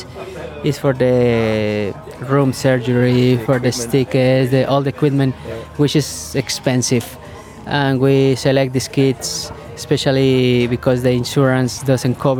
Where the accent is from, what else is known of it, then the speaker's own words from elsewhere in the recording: Colombia; I born in Colombia, but I'm Australian